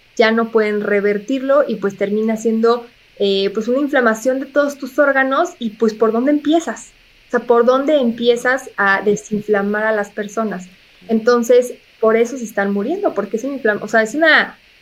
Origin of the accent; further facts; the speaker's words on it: Mexico; tenemos un gran reto como mexicanos